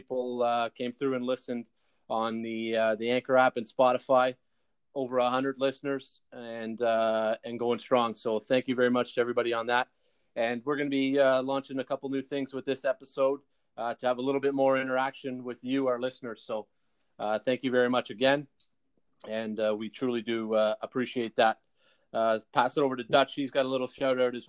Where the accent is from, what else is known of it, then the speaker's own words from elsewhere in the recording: Toronto, Ontario, Canada; we're obviously Canadian-based Toronto boys